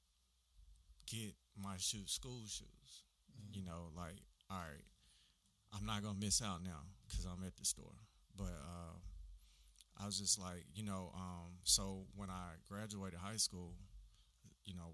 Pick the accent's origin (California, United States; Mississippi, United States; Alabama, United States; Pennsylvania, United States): Alabama, United States; Huntsville; I'm a native of Huntsville